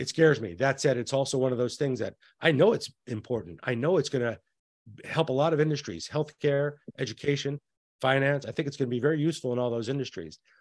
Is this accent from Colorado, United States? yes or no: no; New Mexico, United States; I'm from New Mexico